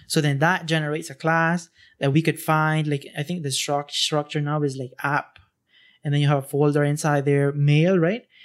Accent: Honduras; now in Costa Rica; I'm not originally from here. I'm from Hon-, Honduras.

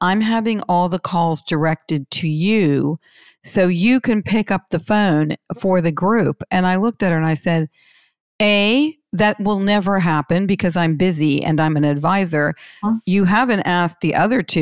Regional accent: Pittsburgh, Pennsylvania, United States; I'm from Pittsburgh

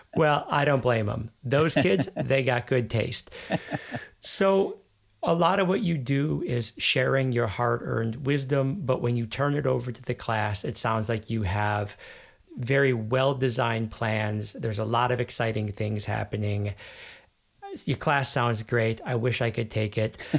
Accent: United States; now in Germany; I grew up in the United States

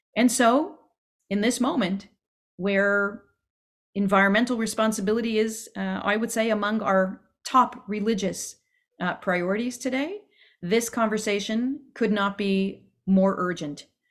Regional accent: Quebec, Canada; accent: Canadian; moved away; I am Canadian, in case you didn't catch it in some of my pronunciation

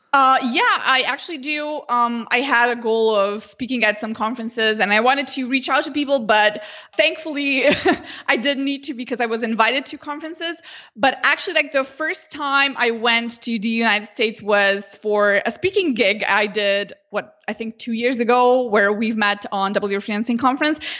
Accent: Slovenia; first language Slovenian; English is a second language; I never wrote Slovenian

